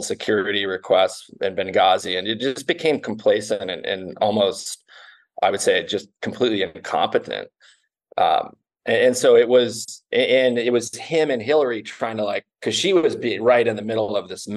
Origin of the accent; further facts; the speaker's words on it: United States; also born or lived in Canada; I was born in Canada, but my mom's American, and I was pretty much raised in America